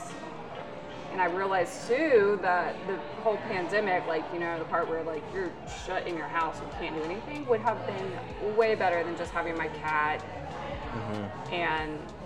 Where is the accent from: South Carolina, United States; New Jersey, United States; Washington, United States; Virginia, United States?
South Carolina, United States; Westminster; moved away as an adult; also born or lived in Atlanta, Georgia; now in Greenville, United States; So I grew up in a small town. Originally, I was born in Atlanta. We moved to a tiny town called Westminster, South Carolina.